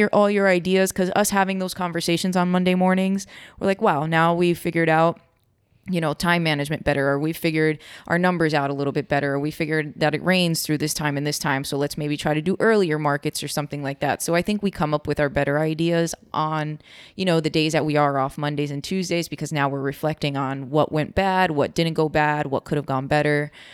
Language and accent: English; New York, United States; from New York, Cuban